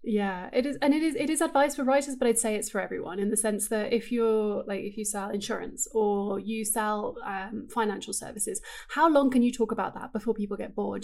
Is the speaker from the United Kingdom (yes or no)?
yes; England, United Kingdom; moved away as an adult; I grew up in England and I lived there until I was twenty-two.